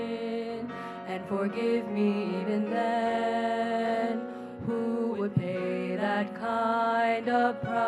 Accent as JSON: {"language": "English", "country": "Canada", "said": "I'm a junior from Canada studying biblical counseling."}